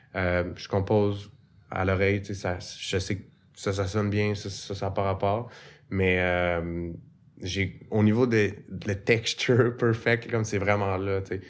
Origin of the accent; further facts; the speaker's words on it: Repentigny, Quebec, Canada; J'ai grandi à Repentigny. Fait que je suis un, un, enfant de la banlieue.